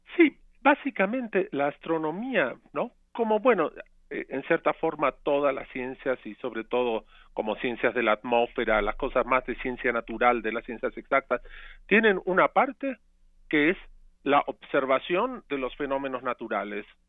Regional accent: Argentina; now in Mexico; yo crecí en parte en Argentina

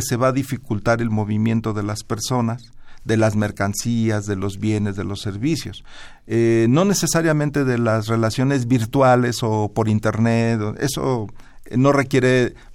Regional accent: Mexico

